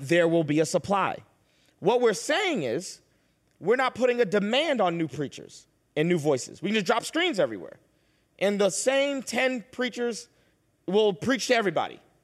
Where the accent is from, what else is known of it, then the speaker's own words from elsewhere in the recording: Boston, Massachusetts, United States; I was born and raised in Boston